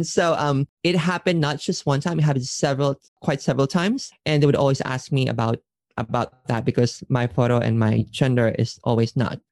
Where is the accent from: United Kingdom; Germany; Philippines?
Philippines; now in Japan; being a Filipino, because I still love my country.